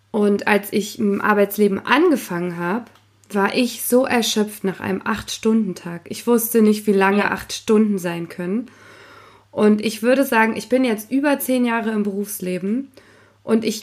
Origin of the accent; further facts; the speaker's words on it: Potsdam, Brandenburg, Germany; ich komme ja aus Potsdam und mein Vater